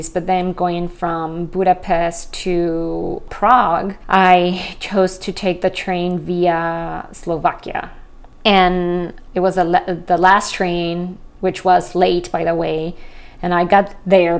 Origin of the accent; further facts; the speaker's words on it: Mexico City, Mexico; I'm from Mexico City, we did a lot of driving up to the border to Texas